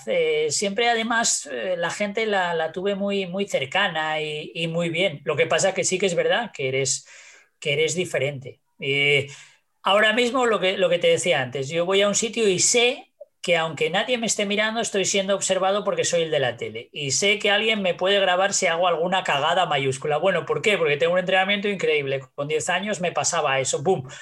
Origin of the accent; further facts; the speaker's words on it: Asturias, Spain; creo que solo tenemos los asturianos, ¿eh? O sea, entre nosotros aquí en Asturias nos, pegamos a, palos.